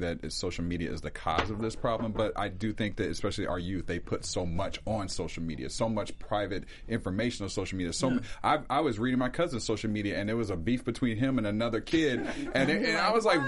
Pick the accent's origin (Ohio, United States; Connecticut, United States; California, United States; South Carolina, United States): Ohio, United States; now in Atlanta, United States; I grew up in Ohio, and you know your neighbors.